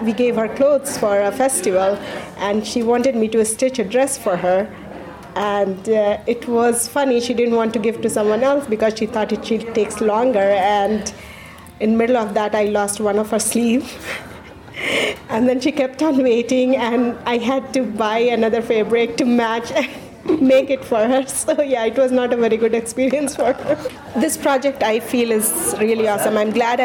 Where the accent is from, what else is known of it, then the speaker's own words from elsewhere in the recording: Bihar, India; moved away as an adult; now in Pelham, United States; I was born and raised in India in the northeastern part called Bihar